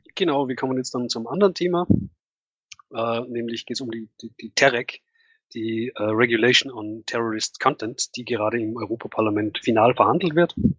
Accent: Tennengau, Salzburg, Austria; moved away; von meinem Heimatort, äh, dass es da bereits Fälle gibt und das liegt halt im Tenningau

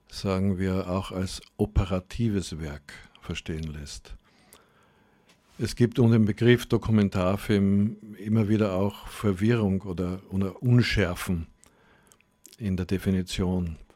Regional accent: Graz, Styria, Austria; moved away; also born or lived in Germany; Ja, also Graz ist ja meine Heimatstadt. Ich bin hier geboren und aufgewachsen, aber war dann mehr als die Hälfte meines Lebens in Deutschland und bin jetzt sozusagen auf meine alten Tage zurückgekehrt.

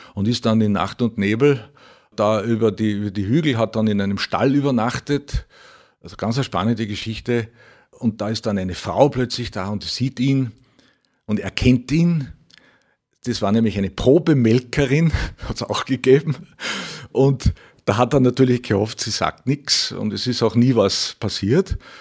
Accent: Reichenau im Mühlkreis, Upper Austria, Austria; Ich komme aus Reichenau im Mühlkreis, Viele werden den Ort kennen, Stickel nördlich von Linz.

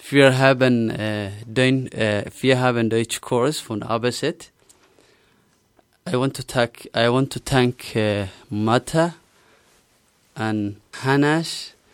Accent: Somalia; German is a second language; moved away as an adult; now in Salzburg, Austria; Ich komme aus Somalia und lebe schon sechs Monate in Salzburg. Ich bin Englischlehrer von Beruf. Ich bin 27 Jahre alt

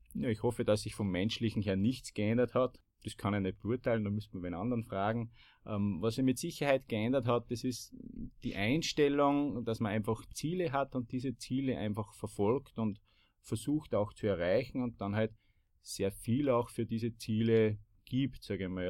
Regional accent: Bad Ischl, Upper Austria, Austria; ich komme aus Bad Ischl und im Zentrum des Salzkammerguts

